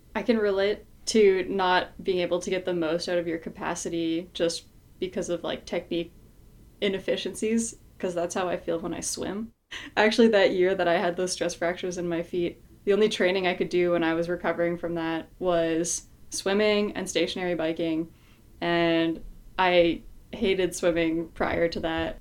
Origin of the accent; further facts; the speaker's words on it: Morin-Heights, Quebec, Canada; my hometown in Moreton Heights, Quebec.